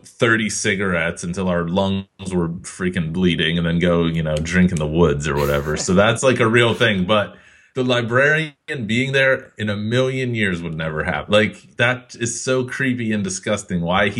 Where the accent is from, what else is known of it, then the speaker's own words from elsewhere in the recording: United Kingdom; Like, yeah, of course I know all these monsters and how to fight vampires. I'm British.